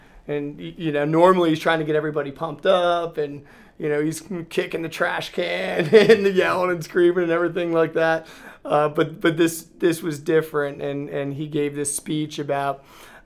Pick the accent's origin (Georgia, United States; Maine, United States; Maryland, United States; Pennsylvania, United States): Pennsylvania, United States; Reading; I am from Reading, Pennsylvania. I grew up right outside in the suburbs of Reading